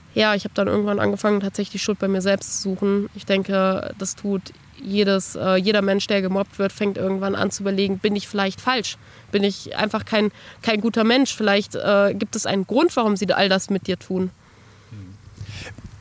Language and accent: German; Bad Arolsen, Hesse, Germany; now in Kassel, Germany; Geboren und aufgewachsen bin ich in Bad Arolsen